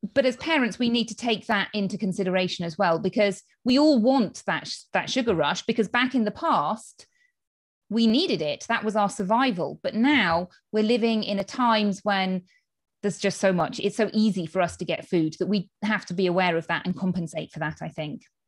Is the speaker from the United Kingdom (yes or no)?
yes; United Kingdom; moved away as an adult; now in Spain; as you can tell from my accent, I am from the U K